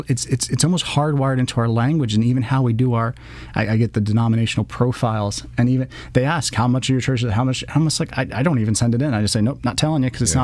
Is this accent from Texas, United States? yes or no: yes; College Station, Texas, United States; I go to my wife, as I'm from College Station, and she took me to a Texas A&M game for the first time